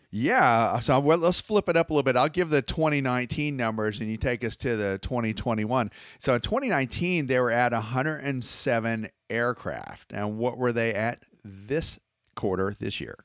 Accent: Georgia, United States; I'm from Georgia

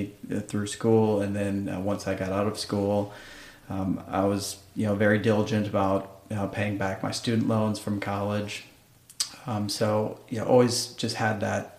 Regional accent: Wisconsin, United States; moved away; I'm from Wisconsin originally

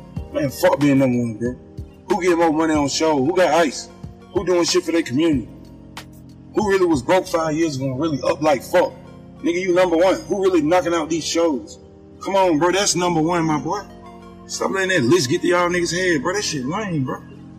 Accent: Clayton County, Georgia, United States; also born or lived in Jamaica, Queens, New York; I'm not from Atlanta. I'm from Clayton County, and I was born in Jamaica, Queens, New York.

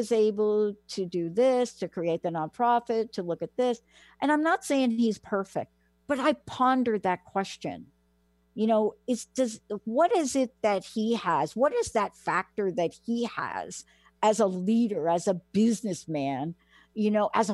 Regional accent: New York, United States; I grew up in New York

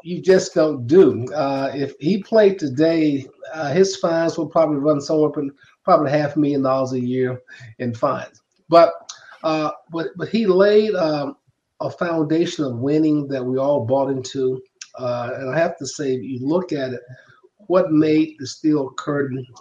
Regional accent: Macon, Georgia, United States; moved away as an adult; I grew up in um, from Macon, Georgia

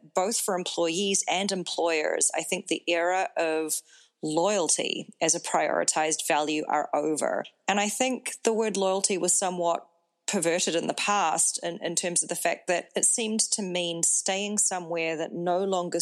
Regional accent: New Zealand; moved away as an adult; also born or lived in Singapore; now in United States; I'm based in the United States, and I am from New Zealand.

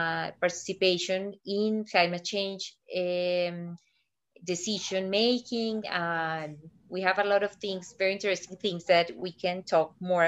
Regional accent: Medellin, Antioquia, Colombia; moved away as an adult; also born or lived in Brazil; I'm from Colombia. I'm from Medellin, but I've lived in Brazil for 10 years. Then last year I went back to Colombia

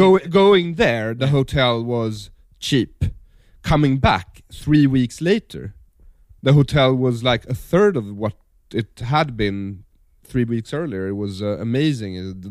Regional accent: Sweden; I come from Sweden. It's a well-ordered, social democratic, yes, very clean country, conformist, consensus-seeking, passive-aggressive, socially demure people.

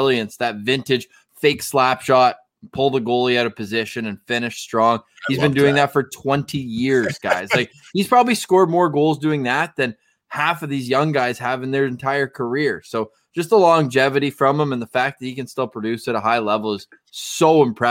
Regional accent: Ottawa, Ontario, Canada; I grew up in Ottawa

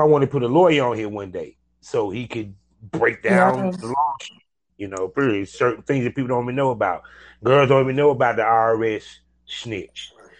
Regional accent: Durham, California, United States; Yeah, I'm actually from Cali. I'm from California. Yes, I am.

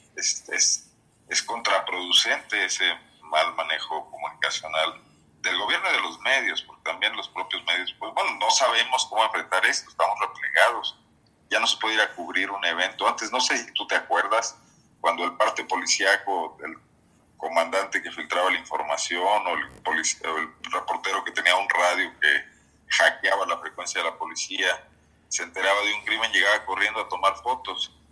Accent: Guanajuato, Mexico

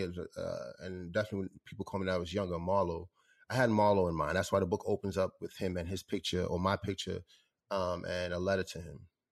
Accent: New York, United States; growing up in New York

